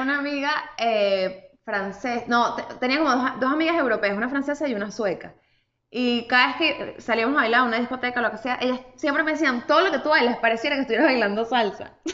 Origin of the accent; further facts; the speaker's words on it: Venezuela; nosotros hay como varios tipos de venezolanos